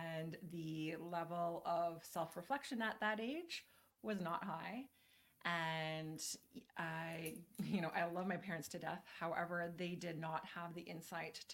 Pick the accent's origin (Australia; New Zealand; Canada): Canada; also born or lived in Calgary, Alberta; I am your Canadian friend. I am here in Calgary